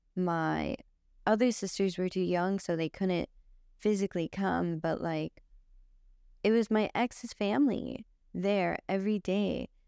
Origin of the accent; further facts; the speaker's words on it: Los Angeles, California, United States; I grew up here in Los Angeles with my grandparents